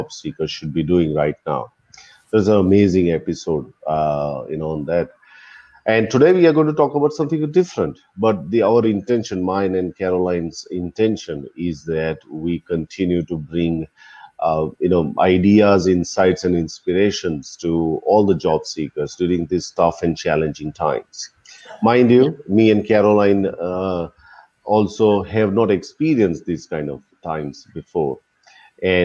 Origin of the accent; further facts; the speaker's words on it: India; I'm from India